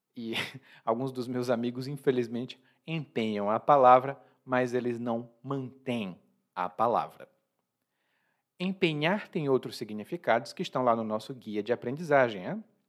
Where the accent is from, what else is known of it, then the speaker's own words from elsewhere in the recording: Brazil; eu sou brasileiro